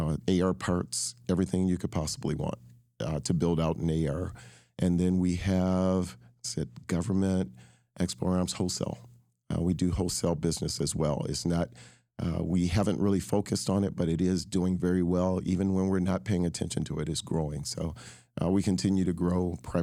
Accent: Michigan, United States; Well, I was born in Michigan.

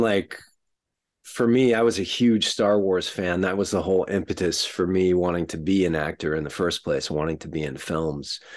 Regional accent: not far from San Antonio, south central Texas, United States; I grew up in Texas, uh, sort of south central Texas, uh, not far from San Antonio

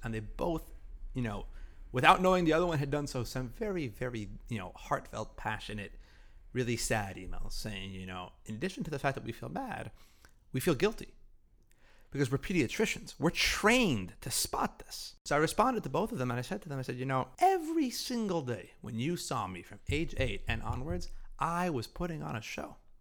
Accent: Salt Lake City, Utah, United States; I was raised in Salt Lake City

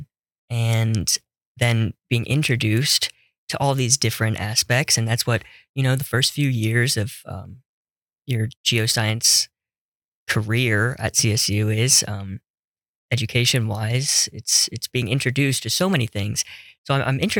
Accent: Las Vegas, Nevada, United States; moved away as an adult; As a kid growing up in Las Vegas, Nevada

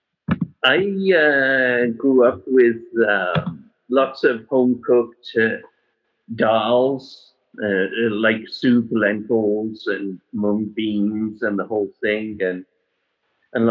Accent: England, United Kingdom; when I was growing up in England

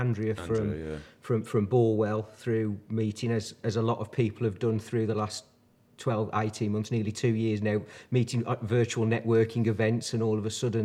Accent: Dudley, West Midlands, United Kingdom; also born or lived in Birmingham; now in Wombourne, United Kingdom; I was born and bred in the Black Country. So I was born in Dudley originally, or on the outskirts

